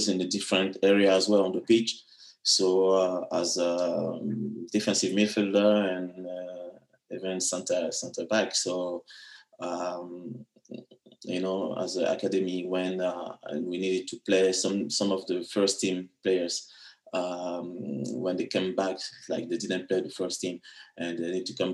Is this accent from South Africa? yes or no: no; France; also born or lived in Abidjan, Ivory Coast; I was born in Ivory Coast and arrived in France at the age of 7-8